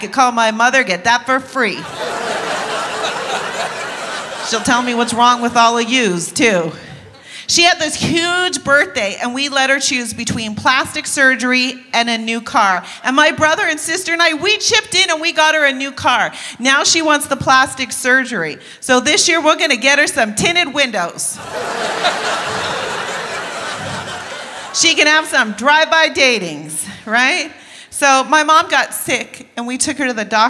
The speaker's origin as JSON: {"language": "English", "town": "Washington", "region": "District of Columbia", "country": "United States", "tie": "born or raised there", "said": "I was born in Washington, D.C."}